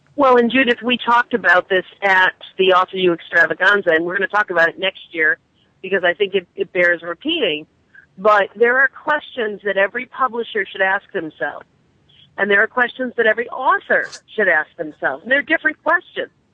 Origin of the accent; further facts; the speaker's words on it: New England, United States; I'm from New England